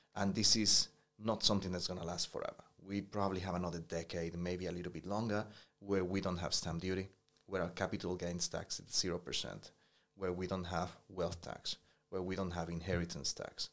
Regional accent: New Zealand; as a Kiwi

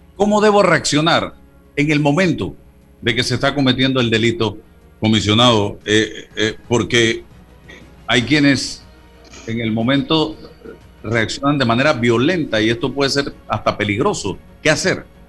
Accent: Panama

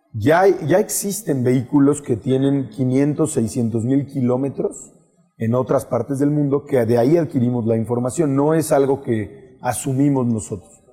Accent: Mexico; como mexicanos, y, y cuando digo mexicanos es toda esta oficina

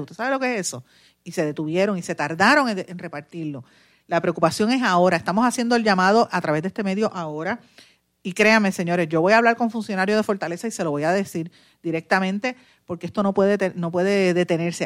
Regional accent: Puerto Rico; also born or lived in Guaynabo, Puerto Rico

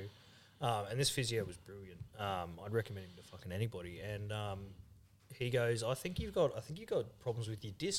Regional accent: Logan, Queensland, Australia; originally Logan, yeah. I grew up down there.

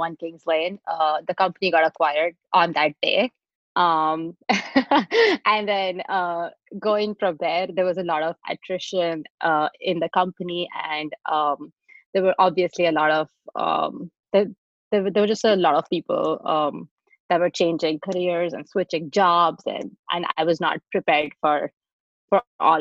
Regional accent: India; moved away as an adult; also born or lived in Texas, United States / San Francisco, United States; now in United States; I grew up in India and I moved to the US to do my master's

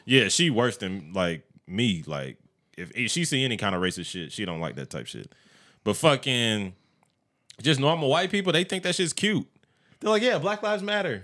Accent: Evans, Georgia, United States; I grew up in Evans or whatever the fuck. I grew up Columbia County

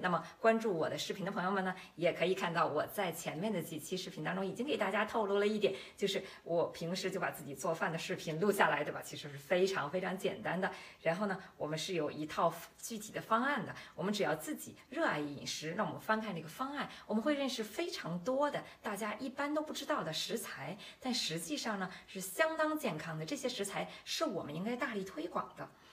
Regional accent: Beijing, China; moved away as an adult; also born or lived in Shanghai / Hanover, Germany; now in Germany; 我来自北京

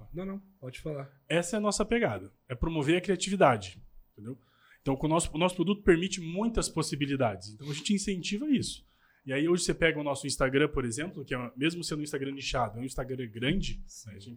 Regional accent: Itajaí, Santa Catarina, Brazil; A gente é de Itajaí

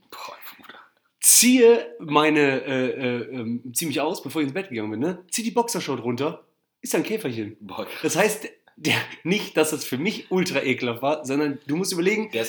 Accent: Barmen, North Rhine-Westphalia, Germany; ich war in Barmen, ne, wo ich groß geworden bin, und es ist, ja so, am, ja, ist ja so am See.

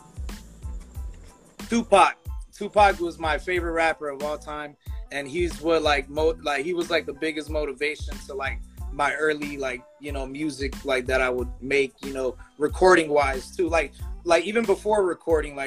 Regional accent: Compton, California, United States; now in Lake Elsinore, United States; before I came out to Elsinore, I grew up in Compton

